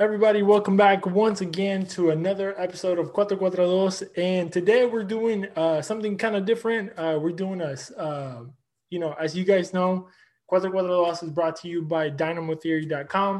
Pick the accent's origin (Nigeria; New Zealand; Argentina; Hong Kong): Argentina; now in Houston, United States; I'm from Argentina